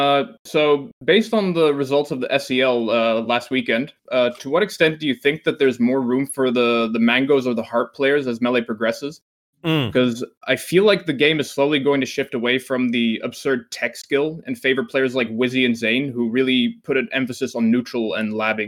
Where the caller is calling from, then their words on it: Netherlands; from the Netherlands. It's a little late here.